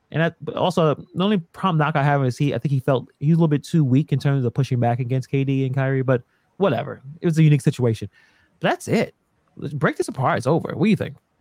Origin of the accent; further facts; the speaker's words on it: Brooklyn, New York, United States; I'm from Brooklyn, born and raised